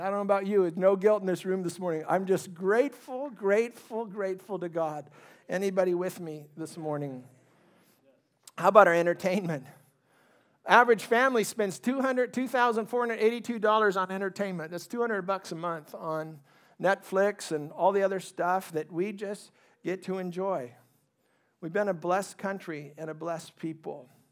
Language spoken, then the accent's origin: English; California, United States; also born or lived in Ohio; we migrated to California when I was four years old. I grew up in a very middle-class family